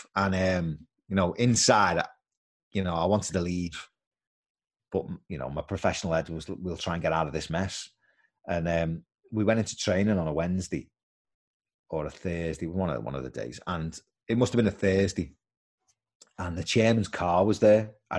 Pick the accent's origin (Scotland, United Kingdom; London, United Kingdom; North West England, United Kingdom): North West England, United Kingdom; Birkenhead; And, you know, Tramier was my hometown club. I grew up in Tramier.